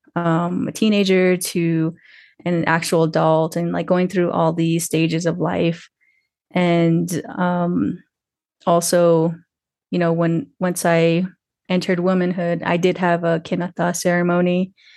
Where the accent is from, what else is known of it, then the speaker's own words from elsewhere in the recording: Twin Lakes, New Mexico, United States; also born or lived in Santa Fe, New Mexico; I'm calling in from Santa Fe, New Mexico, um, but I'm really originally from Twin Lakes, New Mexico.